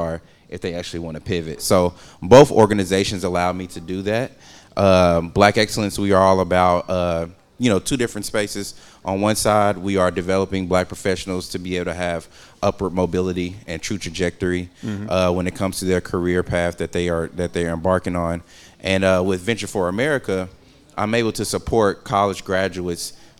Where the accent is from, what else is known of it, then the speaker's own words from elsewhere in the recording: Wyandotte County, Kansas, United States; growing up in Wyandotte County